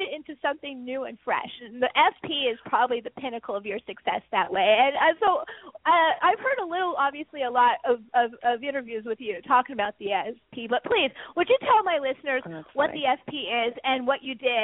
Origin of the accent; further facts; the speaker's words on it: San Francisco, California, United States; I grew up in San Francisco